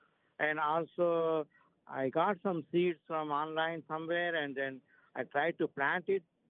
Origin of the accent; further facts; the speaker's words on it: India; now in Tampa, United States; So I was originally from India, and we have a lot of custard apples there